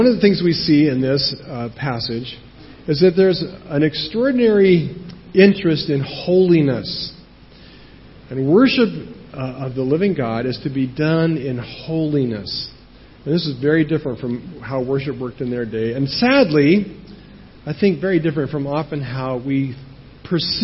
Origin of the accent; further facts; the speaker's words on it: United States; moved away; I'm American, and I know how this works in America